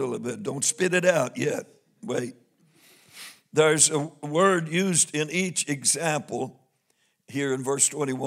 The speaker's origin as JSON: {"language": "English", "region": "Missouri", "country": "United States", "said": "I'm from Missouri"}